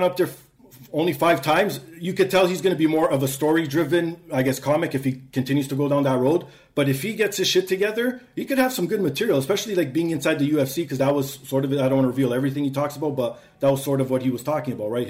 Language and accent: English; Canada; I'm a Canadian.